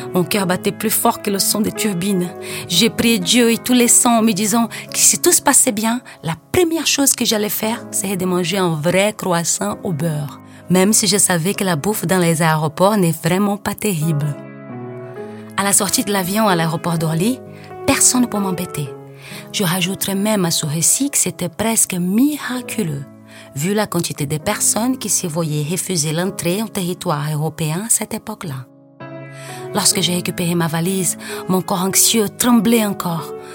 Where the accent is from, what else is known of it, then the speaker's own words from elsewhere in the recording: Rio de Janeiro, Brazil; French is a second language; moved away as an adult; now in Paris, France; comme une bonne carioca que j'étais